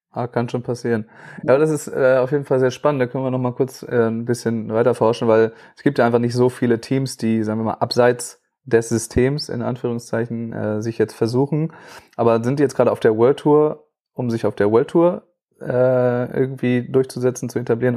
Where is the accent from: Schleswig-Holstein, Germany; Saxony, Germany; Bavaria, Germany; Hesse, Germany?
Schleswig-Holstein, Germany; bei uns in Schleswig-Holstein